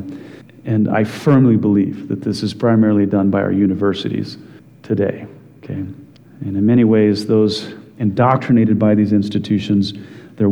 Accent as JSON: {"language": "English", "region": "Wyoming", "country": "United States", "tie": "born or raised there", "said": "growing up in Wyoming"}